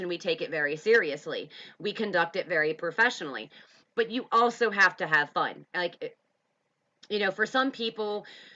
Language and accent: English; Pennsylvania, United States; moved away; we are from Pennsylvania